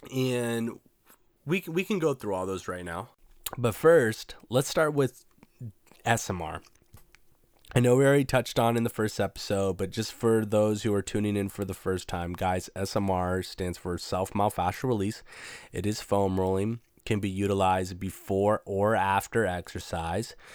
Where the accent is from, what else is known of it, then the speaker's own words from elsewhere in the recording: Washington, United States; I'm from Washington State, so it can get pretty hippie out here